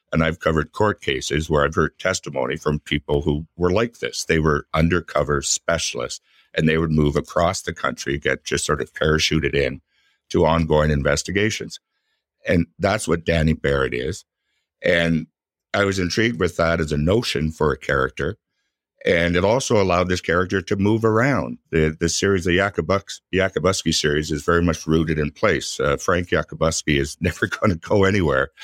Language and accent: English; Ottawa, Ontario, Canada; I'm from Ottawa. Ottawa's my hometown